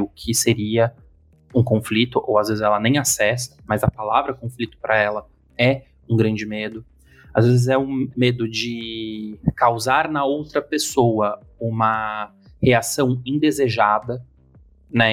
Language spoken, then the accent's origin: Portuguese; São Paulo, Brazil; como bom paulistano